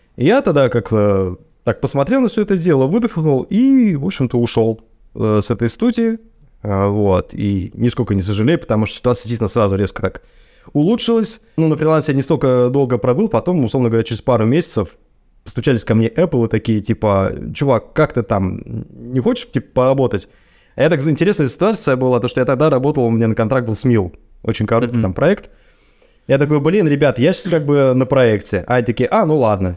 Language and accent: Russian; Russia; moved away as an adult; now in United States; у меня на родине